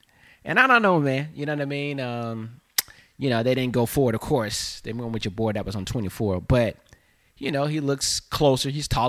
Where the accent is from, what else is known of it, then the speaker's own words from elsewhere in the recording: the South, United States; accent: Southern; But when I got to New York, my down South accent was, I guess, strong to them.